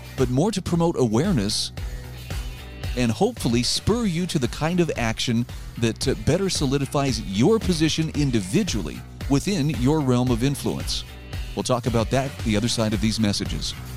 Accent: Utah, United States; my home state of Utah

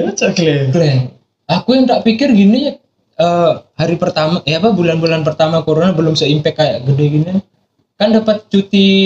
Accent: Jember, East Java, Indonesia; accent: Madurese; now in Bali, Indonesia; Enggak, aku dari Jember, Pak.

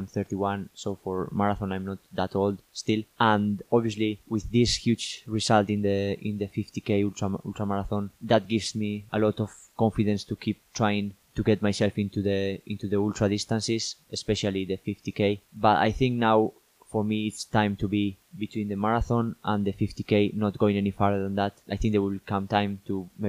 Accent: northern Spain, Spain; moved away as an adult; now in United Kingdom; I'm from Spain, but I'm from the north of Spain

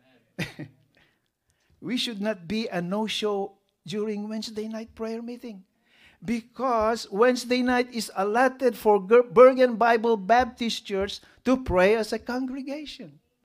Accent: Philippines; We have this culture, right, as a Filipino? Utang na loob.

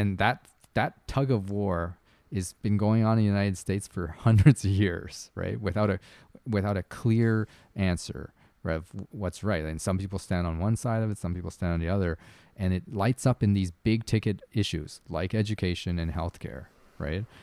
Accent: Canada; I'm Canadian

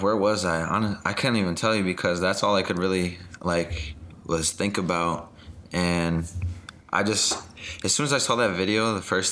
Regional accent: Minneapolis, Minnesota, United States; My hometown is Minneapolis

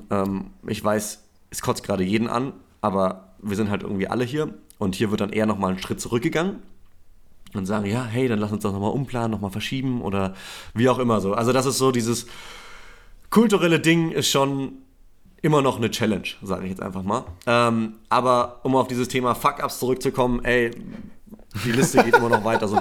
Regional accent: Nuremberg, Bavaria, Germany; ich komme ich komm aus Nürnberg, aus Franken so.

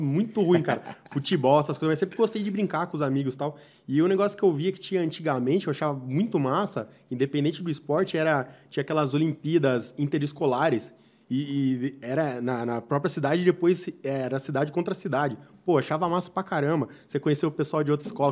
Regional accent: São Roque / Mairinque region, São Paulo, Brazil; eu gosto muito aqui de São Roque, região Mairinque. Eu nunca, eu, eu pelo menos, nunca quis ir muito pra fora

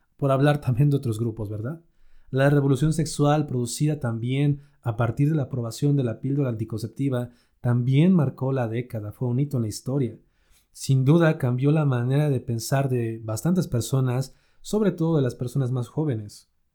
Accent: Mexico; aquí en México, por ejemplo, en mi país

